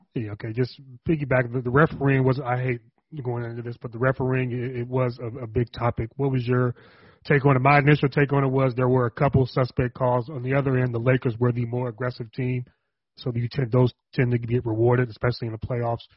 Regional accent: Richmond, California, United States; my see my hometown

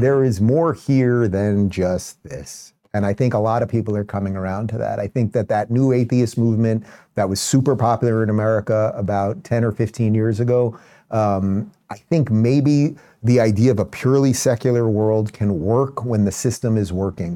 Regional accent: Long Island, New York, United States; also born or lived in Brooklyn; I was born in Brooklyn, nineteen seventy-six, and we moved to Long Island in about seventy-nine

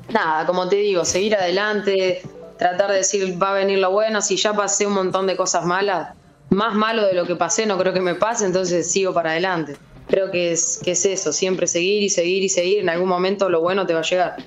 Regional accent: Mechita, Buenos Aires Province, Argentina; moved away as an adult; now in Sassuolo, Italy; Desde los 6 años hasta los 12 jugué una liga de allá de mi pueblo, de mechis

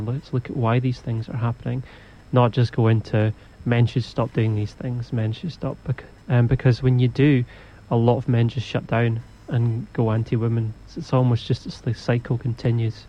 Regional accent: Scotland, United Kingdom; I'm from Scotland too

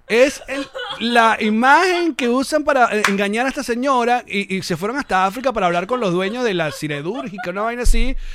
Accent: Caracas, Distrito Capital, Venezuela; also born or lived in New York; I was born in New York and I've lived all my life in Caracas, Venezuela.

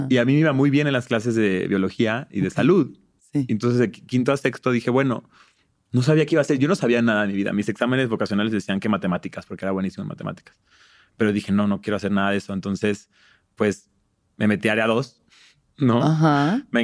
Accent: Mexico; pues soy mexicano, ¿no? No soy gringo en ese entonces.

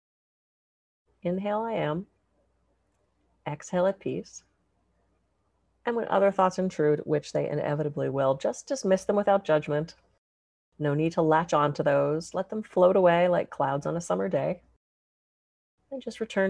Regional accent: East Coast, United States; now in Santa Barbara, United States; Being that I'm from the East Coast, now I'm in Santa Barbara

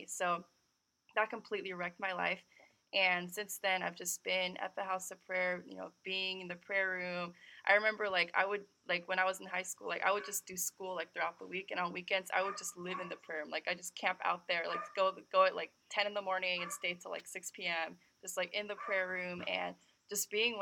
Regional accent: California, United States; I was born and raised in California, but my background is Korean

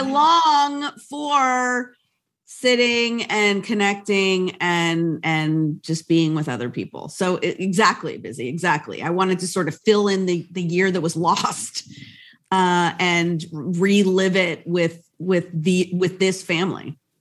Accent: United States; I am Latina, Latina, but I'm American

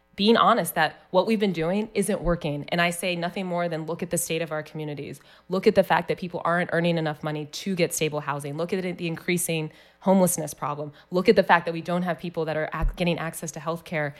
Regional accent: Columbus, Ohio, United States; I was born here in Columbus at the Ohio State University Hospital

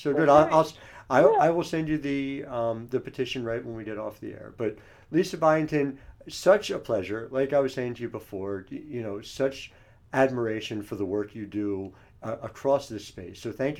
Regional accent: New Jersey, United States; I grew up in South Jersey

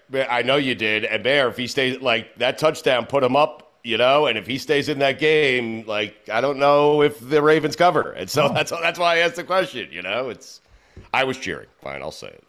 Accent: New York, United States; I grew up in New York

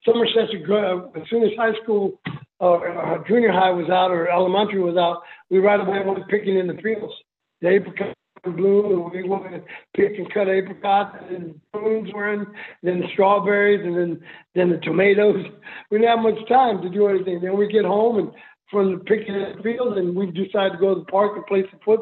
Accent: California, United States; also born or lived in El Paso, Texas; my mom put us to work in the fields of California. That's why we moved from El Paso to California

